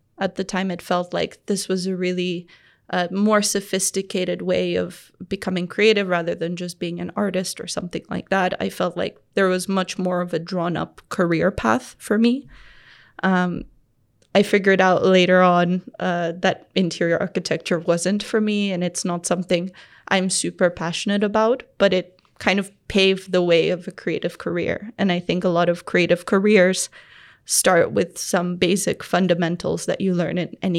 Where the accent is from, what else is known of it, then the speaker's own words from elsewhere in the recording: Tanzania; I think as I grew up in Tanzania and became a teenager, that's when I really started understanding where I lived.